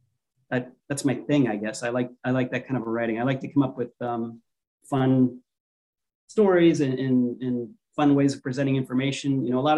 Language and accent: English; Florida, United States; moved away as an adult; also born or lived in Pennsylvania / North Carolina / Chicago / California; now in Hawaii, United States; Pennsylvania is where I was born, grew up in Florida